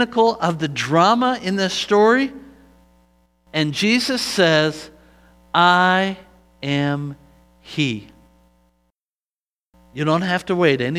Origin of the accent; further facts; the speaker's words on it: United States; I am from the United States of America.